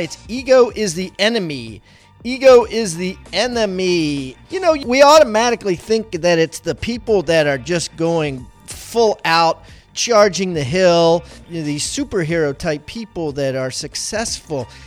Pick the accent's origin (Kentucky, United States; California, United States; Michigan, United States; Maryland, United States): Maryland, United States; I grew up in Maryland